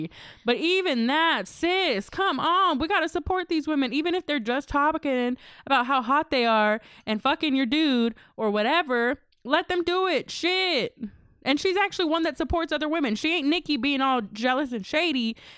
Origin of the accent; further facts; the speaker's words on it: Texas, United States; I'm still from Texas, y'all.